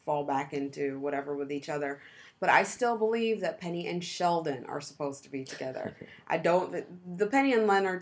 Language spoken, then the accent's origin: English; Jamaica; moved away; growing up in Jamaica